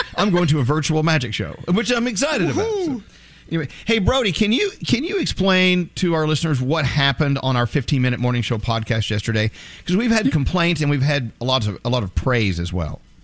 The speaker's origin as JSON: {"language": "English", "region": "Texas", "country": "United States", "tie": "born or raised there", "said": "growing up in the Bible Belt in Texas"}